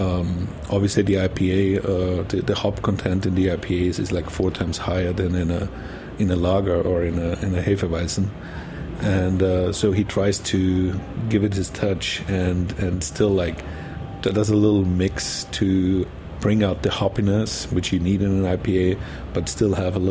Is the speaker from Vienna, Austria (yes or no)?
no; Burgenland, Austria; moved away; I'm coming from Austria, from the very eastern part called Burgenland, which is a wine region. So my whole family was in the wine business. I grew up with my grandfathers.